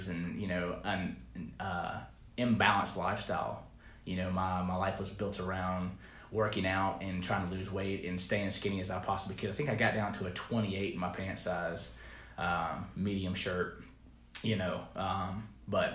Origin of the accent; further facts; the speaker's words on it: Pickens, South Carolina, United States; now in Charleston, United States; I'm from Pickens